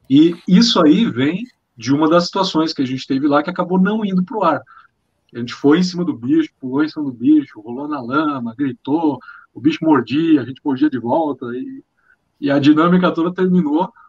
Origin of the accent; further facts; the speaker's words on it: Pato Branco, Paraná, Brazil; also born or lived in Amazon; Eu sou de Pato Branco, vivi muito tempo na Amazônia, servi o Exército Brasileiro, sou piloto de avião